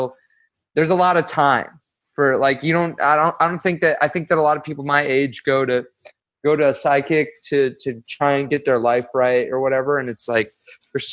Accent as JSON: {"language": "English", "town": "Los Angeles", "region": "California", "country": "United States", "tie": "born or raised there", "said": "I'm from Los Angeles. I grew up in like Westwood"}